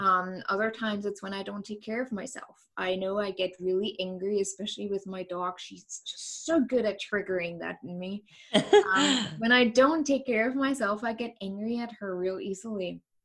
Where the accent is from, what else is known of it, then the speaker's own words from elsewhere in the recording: East Germany, Germany; English is a second language; moved away as an adult; now in United States; i grew up in east germany